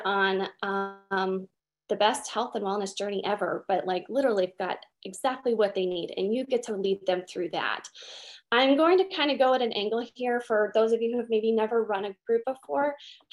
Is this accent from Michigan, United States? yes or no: no; Utah, United States; I'm from Utah